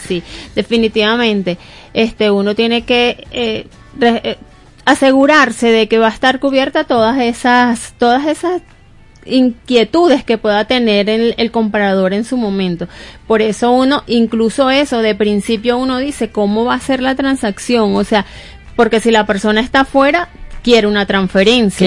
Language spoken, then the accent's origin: Spanish; Barquisimeto, Lara, Venezuela; yo soy de Barquisimeto y yo leía El Informador